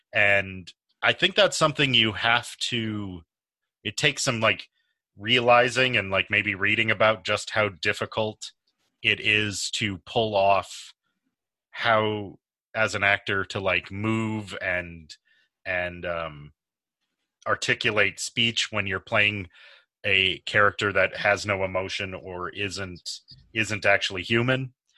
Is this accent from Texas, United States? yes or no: no; a suburb of Lansing, Michigan, United States; I grew up in a suburb of Lansing, so I am not the Detroit native.